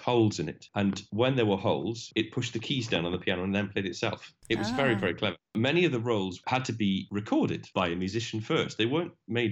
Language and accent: English; South Wales, United Kingdom; moved away as an adult; also born or lived in Birmingham; I was born and brought up in South Wales